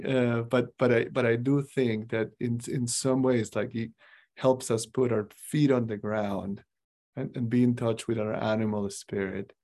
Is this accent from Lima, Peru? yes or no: no; Cusco, Peru; now in Des Moines, United States; I grew up in Cusco, is the capital of the Incas